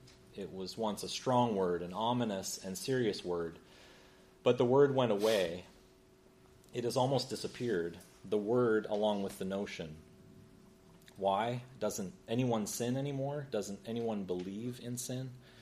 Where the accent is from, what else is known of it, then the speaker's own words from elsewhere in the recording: United States; I'm American. Is my accent may lead you to believe something else, but I'm as American as an apple pie.